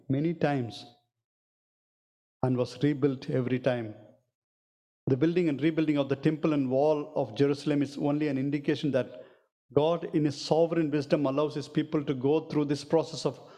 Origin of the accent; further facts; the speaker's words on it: South India, India; I'm from South India